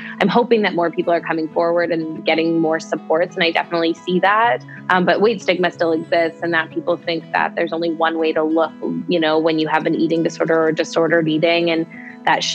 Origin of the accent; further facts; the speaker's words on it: Saskatchewan, Canada; moved away as an adult; also born or lived in British Columbia; I'm from Saskatchewan originally. And when I came out to UBC